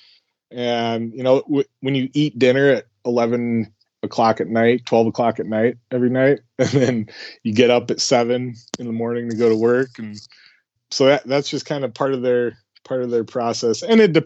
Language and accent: English; South Dakota, United States; I grew up in South Dakota